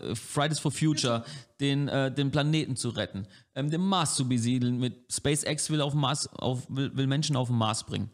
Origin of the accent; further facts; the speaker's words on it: Franconia, Germany; als Franke